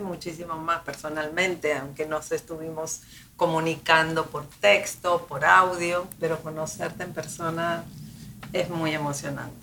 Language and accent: Spanish; Buenos Aires, Argentina; now in Miami, United States; yo soy de Argentina, llegué aquí hace muchos